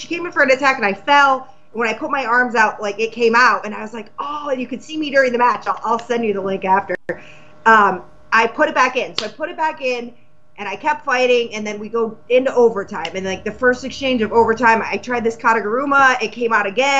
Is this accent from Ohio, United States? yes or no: no; Massachusetts, United States; I'm from Massachusetts